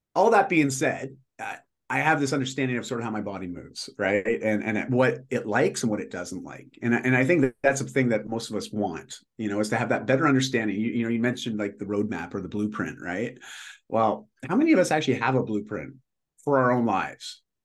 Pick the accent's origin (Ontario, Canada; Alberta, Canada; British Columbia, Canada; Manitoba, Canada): Ontario, Canada; just outside of Toronto; moved away as an adult; now in Vancouver, Canada; I'm in Vancouver now, and uh, but I grew up in Ontario